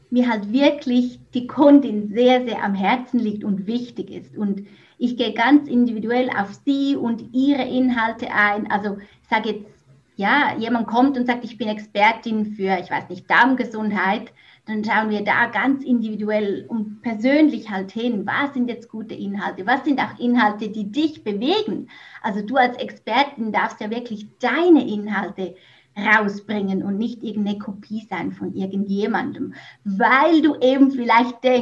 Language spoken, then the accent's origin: German; Switzerland; moved away as an adult; also born or lived in Mexico; now in Netherlands; Ja, genau … wie ihr wahrscheinlich bereits heraushören konntet, ich komme ursprünglich aus der Schweiz. Ich wohne aber seit knapp drei Jahren im Ausland Zuerst war ich in Mexiko zu Hause und jetzt wohne ich in den Niederlanden.